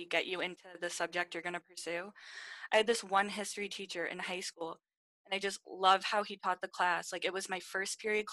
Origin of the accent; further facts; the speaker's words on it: Long Island, New York, United States; I'm from Long Island, New York, born and raised